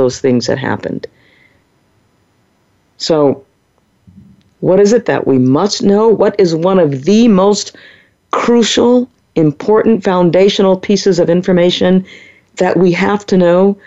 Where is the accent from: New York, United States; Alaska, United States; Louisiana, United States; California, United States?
Louisiana, United States; New Orleans; growing up in the 1950s and 60s in New Orleans, Louisiana, my hometown